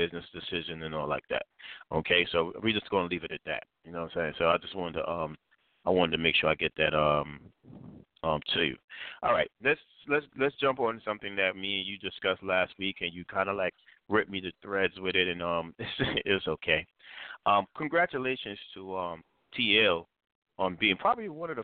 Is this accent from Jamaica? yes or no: yes; Jamaica; I'm Jamaican